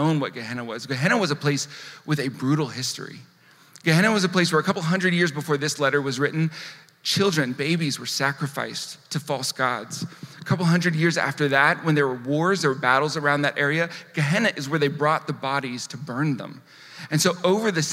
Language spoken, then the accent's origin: English; San Diego, California, United States; I grew up about 10 miles from here in South Park.